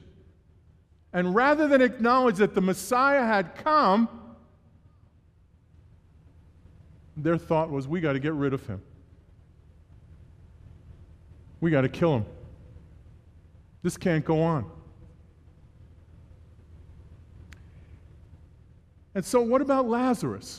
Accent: New York City, New York, United States; born and raised in New York City

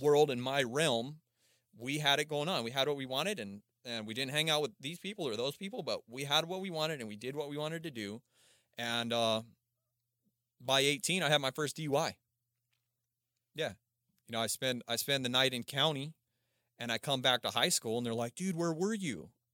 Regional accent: Palmdale, California, United States; also born or lived in Aurora, Colorado; I started over in Palmdale, Lancaster

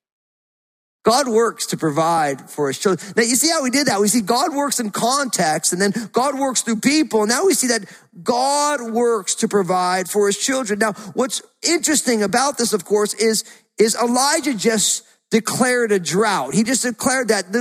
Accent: New Jersey, United States; Growing up in New Jersey, there was all those seagulls down at the beach

